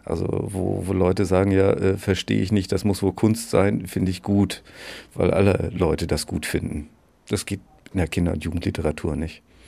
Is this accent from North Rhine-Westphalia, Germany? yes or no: no; Bad Segeberg, Schleswig-Holstein, Germany; moved away as an adult; also born or lived in Göttingen / Dresden / Berlin; ich komme aus Bad Segeberg.